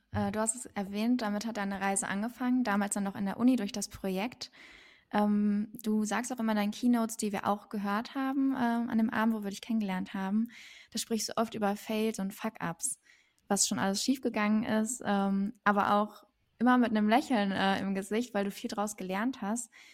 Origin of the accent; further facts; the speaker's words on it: Germany; ich bin in Deutschland geboren